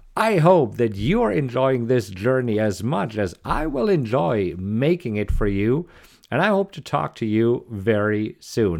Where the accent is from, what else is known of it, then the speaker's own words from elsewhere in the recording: Germany; English is a second language; moved away as an adult; also born or lived in Munich, Germany; now in Austin, United States; you might recognize an accent, and yes, I am originally from Germany.